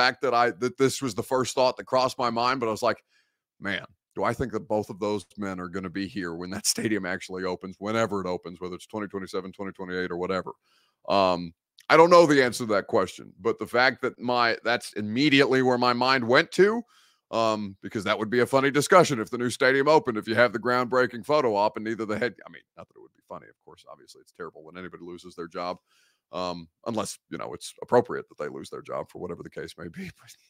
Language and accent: English; Evansville, Indiana, United States; born there; So like I was born in Evansville. They came back from Egypt to have me so I could be an American citizen.